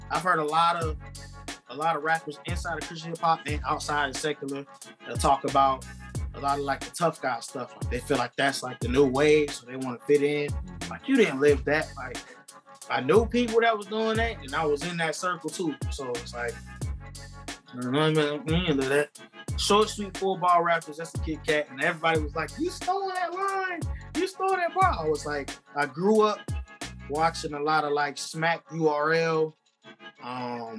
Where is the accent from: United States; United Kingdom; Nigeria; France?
United States; moved away; also born or lived in North Carolina / South Carolina; I'm from both. I was born in North Carolina. I moved to South